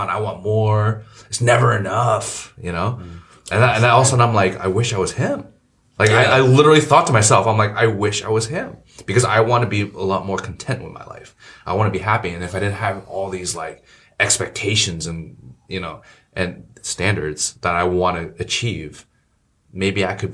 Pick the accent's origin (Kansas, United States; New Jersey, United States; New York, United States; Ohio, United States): New Jersey, United States; I mean, we grew up in Jersey